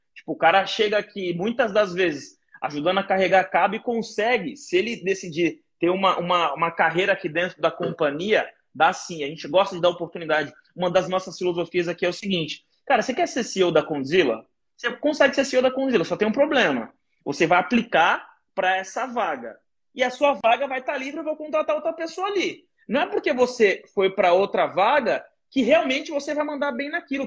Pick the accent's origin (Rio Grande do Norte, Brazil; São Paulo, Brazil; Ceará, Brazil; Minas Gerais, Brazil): São Paulo, Brazil; Guarujá; minha quebrada, que eu cresci lá no Guarujá